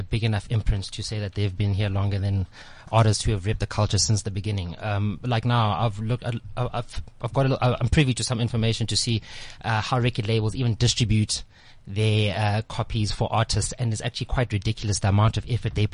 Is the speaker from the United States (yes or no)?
no; Johannesburg, Gauteng, South Africa; growing up in Dobsonville and Soweto Extension 3